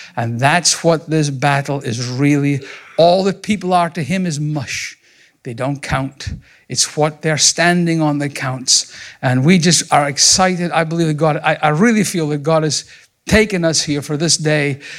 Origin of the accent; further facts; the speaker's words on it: Scotland, United Kingdom; moved away as an adult; also born or lived in Montgomery, Alabama; now in United States; I was raised in Scotland